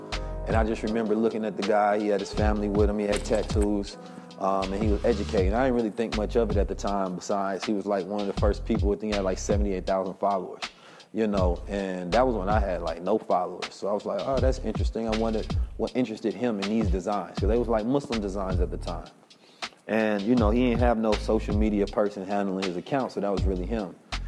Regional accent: Oakland, California, United States

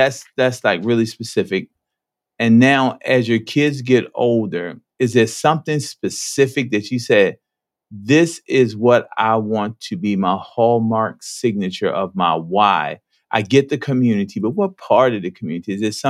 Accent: Petersburg, Virginia, United States; moved away; I'm originally from Petersburg

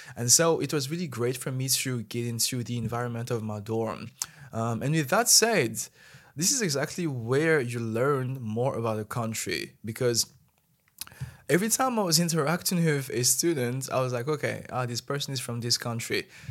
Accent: Madagascar; moved away as an adult; now in China; as a Malagasy person

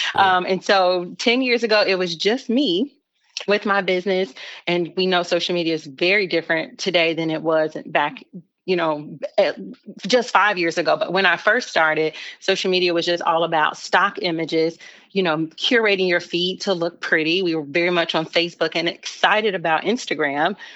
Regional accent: Chicago, Illinois, United States; moved away as an adult; now in Charlotte, United States; I'm originally from Chicago

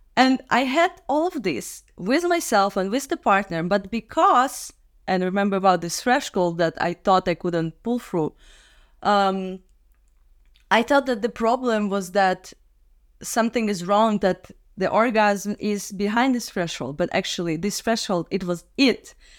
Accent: Minsk, Belarus; moved away as an adult; now in Prague, Czech Republic; I'm from Minsk, Belarus. But for the last ten years, I live in Prague, Czech Republic

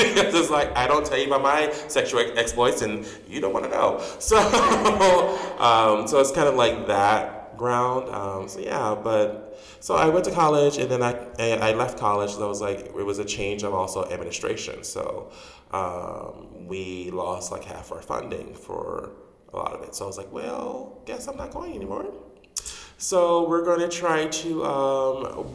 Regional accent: Chicago, Illinois, United States; also born or lived in Dolton, Illinois; I was born and raised here in Chicago.

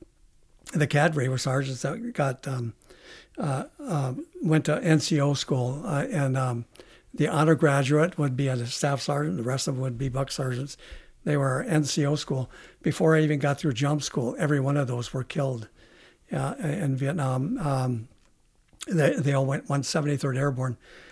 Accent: International Falls, Minnesota, United States; Oh, International Falls.

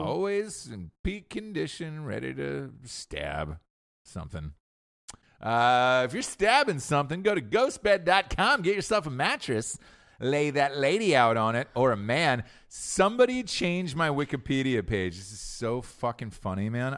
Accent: Georgia, United States; moved away; I'm from Georgia originally, right? And I'm looking, I look back at my high school people

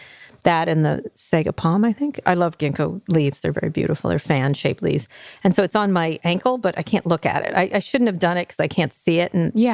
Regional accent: Philadelphia, Pennsylvania, United States; also born or lived in New York; New York. Philadelphia, Pennsylvania, stuff like that.

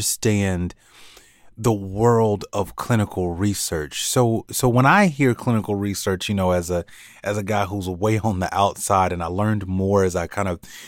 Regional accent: Gainesville, Florida, United States; when I was a kid, I grew up in Gainesville, Florida

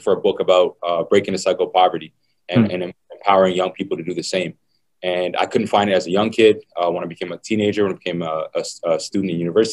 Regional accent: Toronto, Ontario, Canada; I grew up in Toronto Community Housing in a low-income community in poverty

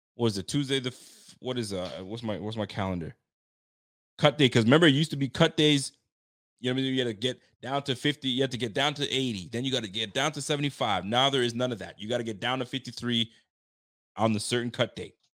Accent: Ottawa, Ontario, Canada; moved away; my hometown. I'm going back to Ottawa to go visit my mom's and my fam

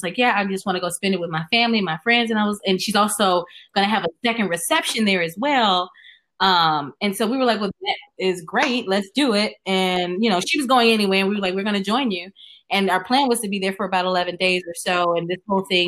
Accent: Chicago, Illinois, United States; moved away; I'm originally from Chicago

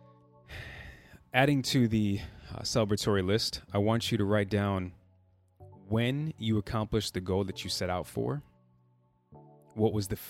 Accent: Chicago, Illinois, United States; I'm from Chicago, born and raised, proud Chicagoan.

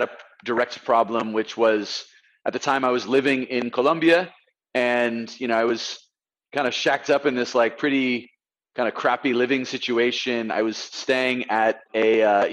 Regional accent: Bay Area, California, United States; moved away as an adult; also born or lived in San Diego / Latin America; I'm actually from the Bay Area originally, but I went to school in San Diego.

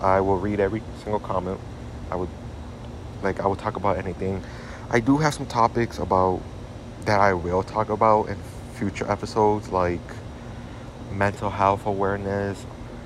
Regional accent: Chicago, Illinois, United States; Born and raised in Chicago

